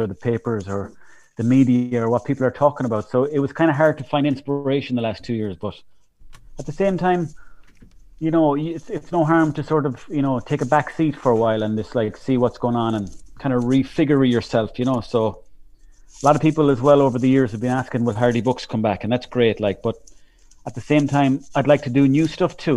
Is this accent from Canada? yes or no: no; Mayo, Connacht, Ireland; growing up in Mayo, like, there was nothing for doing